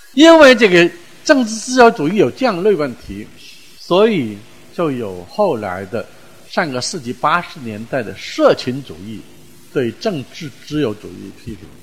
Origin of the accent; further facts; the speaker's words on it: China; 我们中国人用宇宙论来讲这个